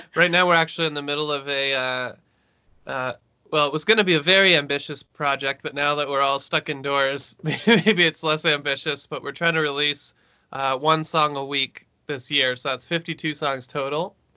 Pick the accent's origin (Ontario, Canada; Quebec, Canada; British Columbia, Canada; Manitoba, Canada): Ontario, Canada; Brantford; now in Toronto, Canada; I'm from Brantford, Ontario